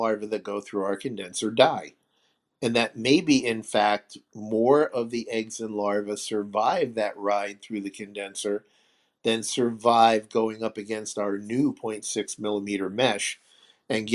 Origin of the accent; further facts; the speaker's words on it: New York, United States; I'm from New York, and we don't get along with anybody.